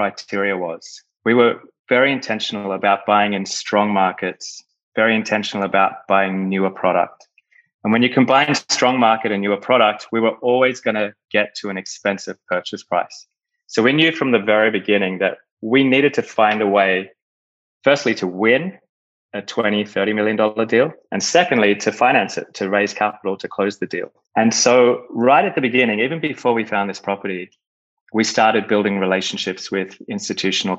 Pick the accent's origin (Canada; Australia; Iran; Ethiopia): Australia; also born or lived in United Kingdom / Europe / Chicago; now in Miami, United States; So originally, I'm from Australia. I've moved around a fair bit